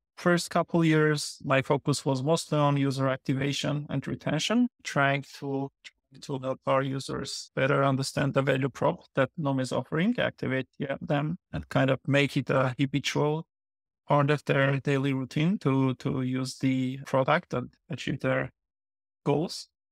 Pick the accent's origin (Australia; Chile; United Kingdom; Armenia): Armenia; Yerevan; moved away as an adult; now in New Jersey, United States; I was born and grown up in Armenia, in Yerevan